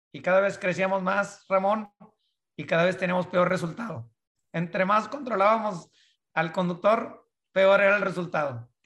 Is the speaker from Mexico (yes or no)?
yes; northern Mexico, Mexico; moved away; also born or lived in United States; nacido en México, crecido en, la, en la parte del norte de México